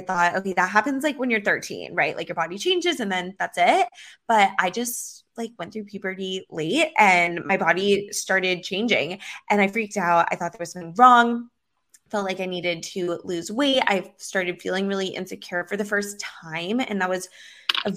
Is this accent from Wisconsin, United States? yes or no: no; Los Angeles, California, United States; now in Miami Beach, United States; I grew up in Los Angeles and I live in Miami Beach now